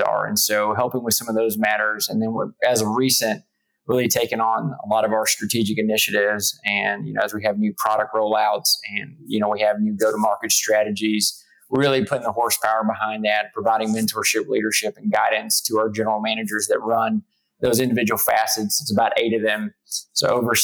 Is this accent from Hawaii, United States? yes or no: no; South Texas, United States; moved away as an adult; also born or lived in New York; I grew up in South Texas